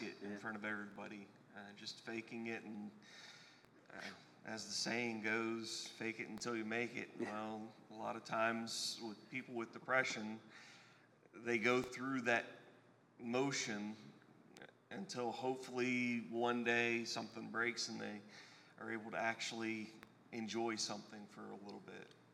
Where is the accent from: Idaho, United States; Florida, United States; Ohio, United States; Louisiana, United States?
Ohio, United States; Eastern; moved away as an adult; also born or lived in Knoxville, Tennessee; now in Indiana, United States; I'm originally from Eastern Ohio, over by where Pennsylvania, Ohio, and West Virginia all kind of have that little tri state area.